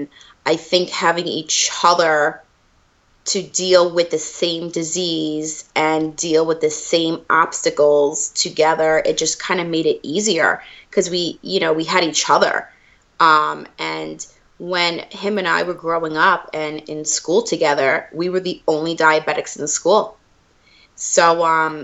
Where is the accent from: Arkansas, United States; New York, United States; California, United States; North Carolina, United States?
New York, United States; Long Island; now in Michigan, United States; I'm from Long Island, New York, but I'm currently living in Michigan